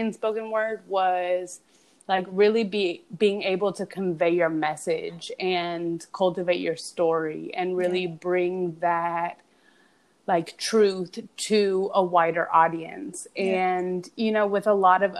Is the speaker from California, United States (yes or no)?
yes; Los Angeles, California, United States; growing up in Los Angeles, like we're real LA girls